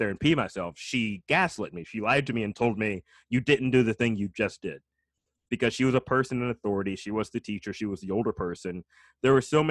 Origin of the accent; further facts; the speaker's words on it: Alabama, United States; moved away; I grew up in Alabama